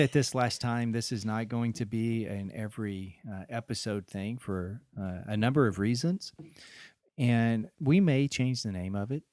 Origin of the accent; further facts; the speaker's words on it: Deep South, United States; moved away; growing up in the Deep South.